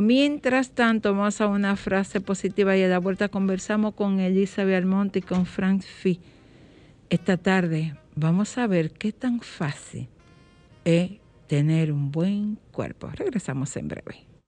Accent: Dominican Republic; vivir con orgullo que somos dominicanos, que nacimos en esta tierra

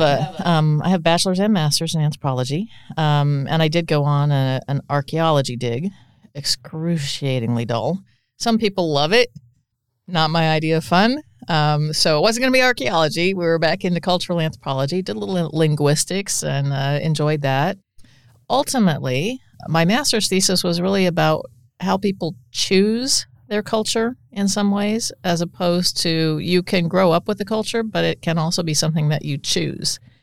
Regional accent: Council Bluffs, Iowa, United States; I grew up just outside Council Bluffs

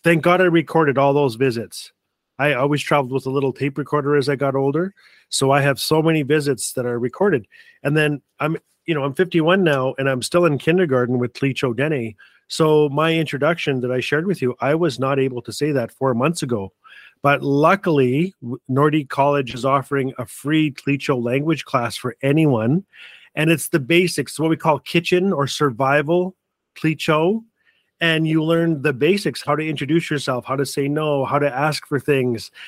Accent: Fort Smith, Northwest Territories, Canada; also born or lived in Calgary, Alberta; now in Edmonton, Canada; I live in Edmonton, Alberta, Treaty Six Country, and I was born and raised in the most beautiful little town in all of Canada, Fort Smith, Northwest Territories

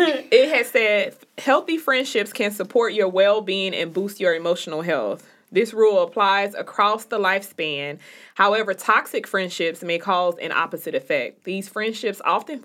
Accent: Chicago, Illinois, United States; the people in Chicago. I went to high school with quite a few of them

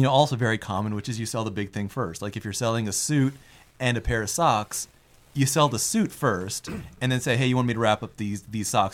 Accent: United States; my parents are Indian. I mean, I was born in America, but they came from India.

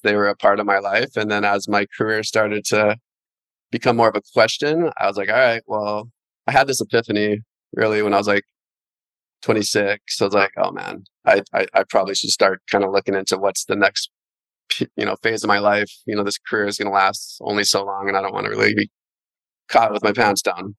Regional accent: Haiku, Hawaii, United States; also born or lived in Keokea, Maui / Kula, Maui; I grew up in Haiku, which is near the ocean, as well as Keokea, which is up high in the mountain

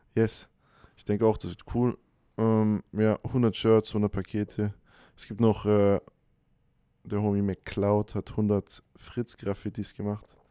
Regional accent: Hanover, Lower Saxony, Germany; moved away as an adult; now in Stuttgart, Germany; in Hannover studiert, wo ich herkomme

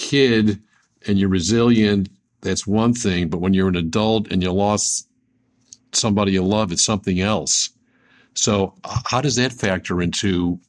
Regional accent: Buffalo, New York, United States; growing up in Buffalo

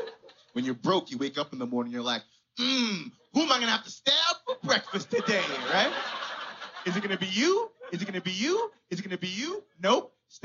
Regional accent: Canada; I'm a Canadian artist, you know?

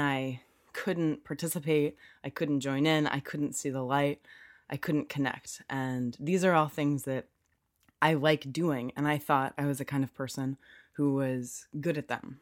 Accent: United States; moved away as an adult; also born or lived in Durham; I'm American and keep in mind that that is, that means I'm just from the U S.

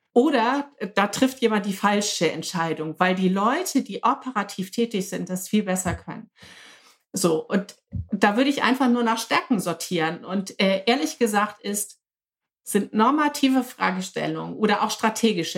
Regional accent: Hamburg, Germany; ich komme aus Hamburg, sitze in meinem Hausboot im Harburger Binnenhafen

